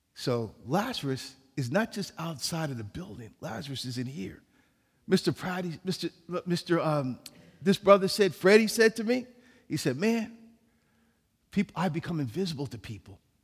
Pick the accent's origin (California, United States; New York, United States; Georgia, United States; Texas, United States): New York, United States; New York City; I was born in New York City